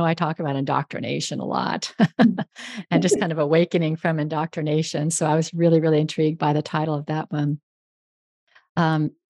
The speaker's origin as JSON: {"language": "English", "region": "Northern California", "country": "United States", "tie": "born or raised there", "also_born_or_lived": "Houston", "moved": "yes", "said": "I grew up in Northern California, and I spent my entire childhood outdoors"}